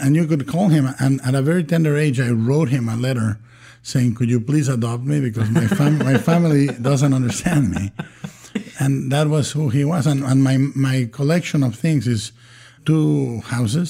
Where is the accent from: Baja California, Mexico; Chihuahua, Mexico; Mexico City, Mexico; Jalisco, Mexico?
Jalisco, Mexico; Guadalajara; English is a second language; moved away; I was born and raised in Guadalajara, Mexico